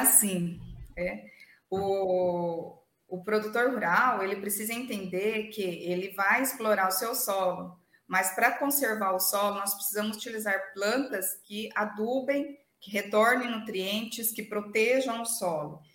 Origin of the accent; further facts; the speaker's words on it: interior of São Paulo state, Brazil; moved away as an adult; now in Sorriso, Brazil; eu sou de São Paulo, do interior de São Paulo, né, não da capital, e sempre vivi no interior